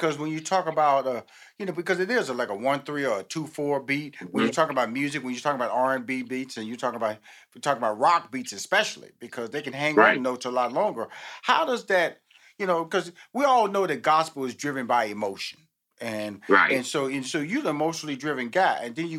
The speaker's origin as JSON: {"language": "English", "town": "Houston", "region": "Texas", "country": "United States", "said": "You know, I'm from Houston, Texas. I have 6 sisters, 2 brothers."}